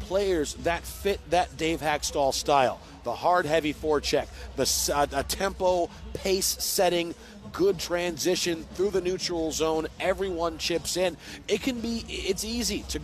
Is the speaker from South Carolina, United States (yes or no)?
no; Detroit, Michigan, United States; moved away as an adult; now in Seattle, United States; I grew up in Detroit. I grew up in the late 90s watching those Red Wings teams win back-to-back cups